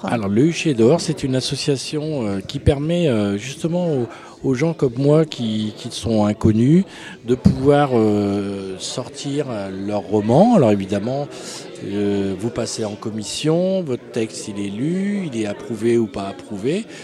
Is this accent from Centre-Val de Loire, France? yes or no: yes; Tours, Centre-Val de Loire, France; je suis né à Tours, rue de Buffon